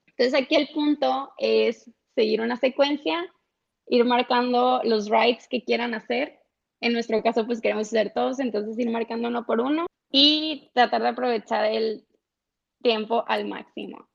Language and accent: Spanish; Los Mochis, Sinaloa, Mexico; soy de los Mochis